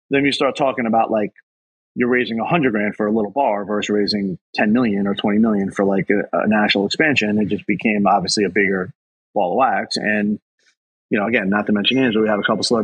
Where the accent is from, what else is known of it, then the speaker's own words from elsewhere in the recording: New York City, New York, United States; also born or lived in Bronxville; my house I grew up with in Queens